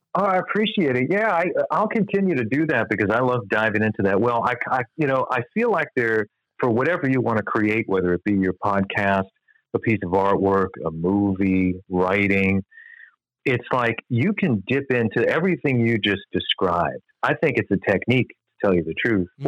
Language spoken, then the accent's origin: English; Long Island, New York, United States; moved away as an adult; also born or lived in Michigan; I grew up on Long Island